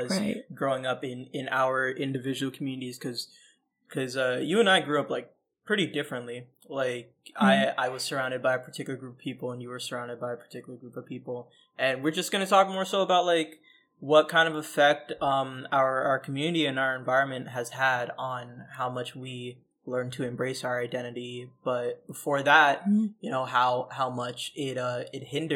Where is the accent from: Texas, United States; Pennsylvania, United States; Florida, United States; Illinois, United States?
Florida, United States; Orlando; also born or lived in Bronx, New York; I grew up in Central Florida, literally like Center City, Orlando